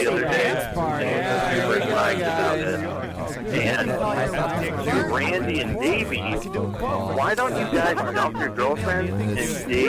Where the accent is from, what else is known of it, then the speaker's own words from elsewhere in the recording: Syracuse, New York, United States; I'm from Syracuse, man.